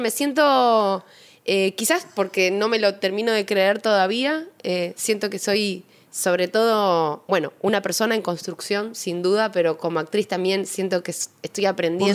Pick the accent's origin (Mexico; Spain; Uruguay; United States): Uruguay; moved away as an adult; also born or lived in Argentina; now in Buenos Aires, Argentina; amo mi país, Uruguay, pero claramente vivo hace muchos más años aquí